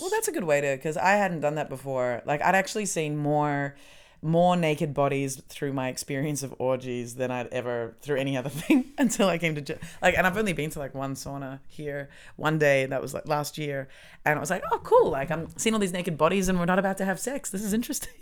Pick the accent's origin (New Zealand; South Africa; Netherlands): New Zealand; now in Germany